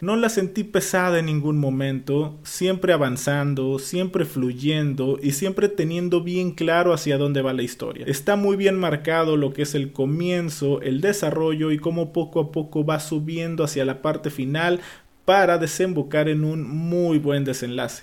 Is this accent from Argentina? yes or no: no; Mexico; en mi caso como mexicano